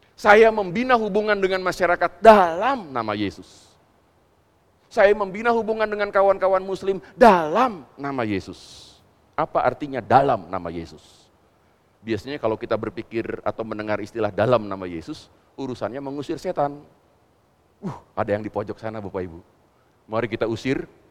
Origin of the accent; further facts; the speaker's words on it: West Java, Indonesia; kita kan orang Jawa Barat